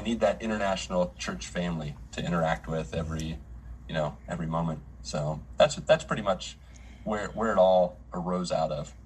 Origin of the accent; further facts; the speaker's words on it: Grafton, West Virginia, United States; moved away as an adult; now in Brazil; I grew up in West Virginia in a little town of Grafton, 7,000 people